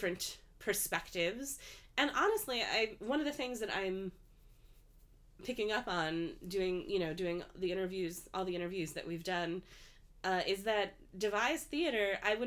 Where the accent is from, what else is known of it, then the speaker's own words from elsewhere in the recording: Midwest, United States; growing up in the Midwest